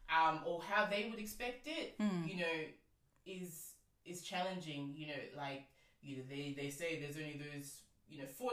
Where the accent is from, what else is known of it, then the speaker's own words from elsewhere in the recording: Australia; accent: Australian; I'm here speaking in a very quote unquote Australian accent.